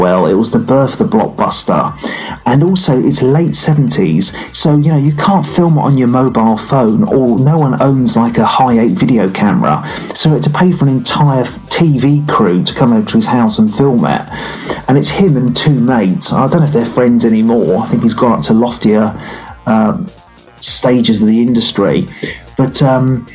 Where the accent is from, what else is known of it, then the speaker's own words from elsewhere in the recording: Arundel, South East England, United Kingdom; I come from Arundel